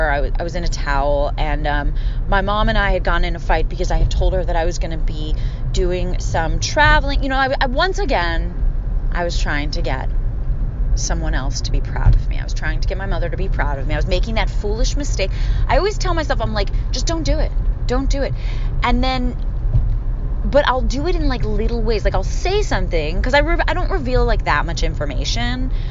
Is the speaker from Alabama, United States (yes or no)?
no; Philadelphia, Pennsylvania, United States; accent: Philly; Um, I don't really think I have much of my Philly accent. Sometimes it comes out.